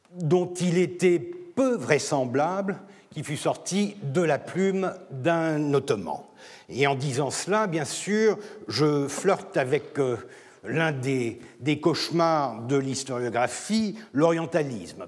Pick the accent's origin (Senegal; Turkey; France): Turkey; je suis turc